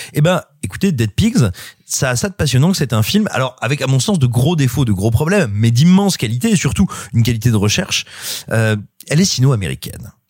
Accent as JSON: {"language": "French", "country": "France", "said": "chez nous en France"}